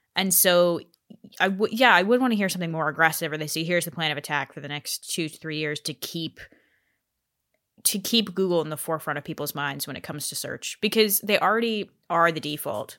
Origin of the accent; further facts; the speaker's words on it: Colorado, United States; where I grew up in Colorado.